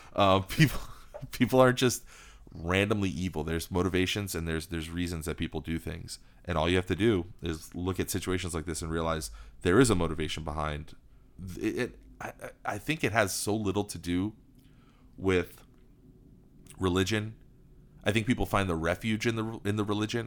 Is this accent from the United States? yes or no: yes; United States; Being an American